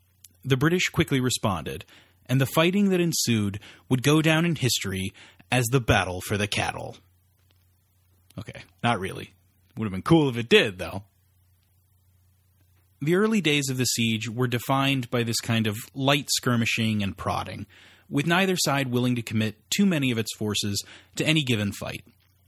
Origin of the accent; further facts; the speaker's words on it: Boston, Massachusetts, United States; I'm from Boston.